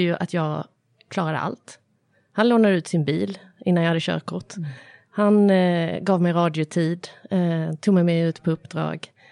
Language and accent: Swedish; Malmö, Skåne, Sweden; spelade jag teater när jag var liten, eh, Studieteatern i Malmö